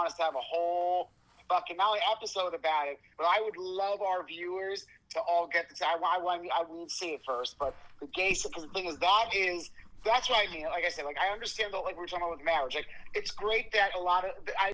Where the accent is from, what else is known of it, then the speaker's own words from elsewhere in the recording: Long Island, New York, United States; accent: Long Island; I'm from Long Island, people. That's why that accent always comes out.